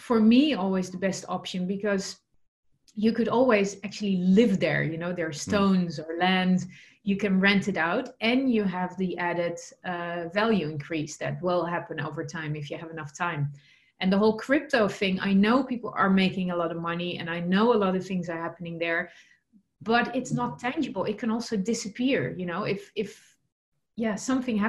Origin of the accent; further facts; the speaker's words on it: Netherlands; English is a second language; moved away; I'm originally from the Netherlands